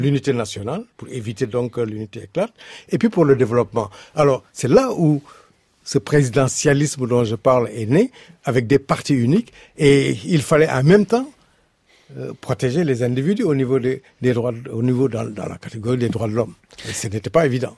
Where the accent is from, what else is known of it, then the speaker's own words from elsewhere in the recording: Senegal; je suis, Wolof, je suis du Sénégal